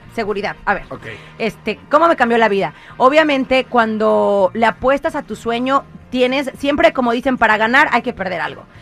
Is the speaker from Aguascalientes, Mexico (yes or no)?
no; Xalapa, Veracruz, Mexico; moved away as an adult; now in Los Angeles, United States; Soy de Jalapa, Veracruz